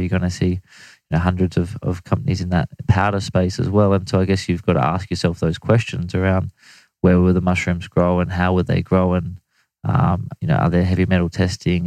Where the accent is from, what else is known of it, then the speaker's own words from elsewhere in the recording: Australia; as an Australian